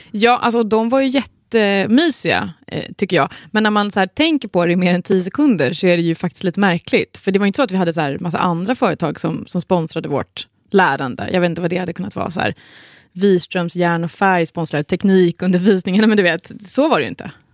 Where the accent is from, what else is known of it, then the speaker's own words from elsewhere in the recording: Svealand, Sweden; vi är uppvuxna då i Svealand, underbara Svealand